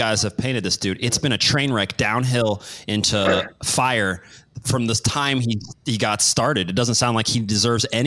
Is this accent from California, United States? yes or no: no; Kansas City, Missouri, United States; I was born in Kansas City.